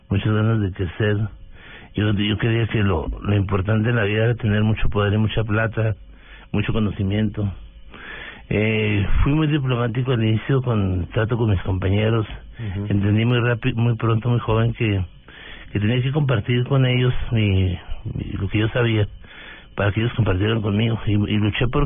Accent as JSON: {"language": "Spanish", "town": "Delicias", "region": "Chihuahua", "country": "Mexico", "tie": "born or raised there", "moved": "yes", "lives_now": "Bogotá, Colombia", "said": "del norte de México, de Ciudad de Chihuahua es una población de 120 mil habitantes. Eh, crecí en Delicias, estudiando en la escuela primaria local. ¿Pública? Pública. Eh, fue un niño con una familia eh, muy pobre financieramente"}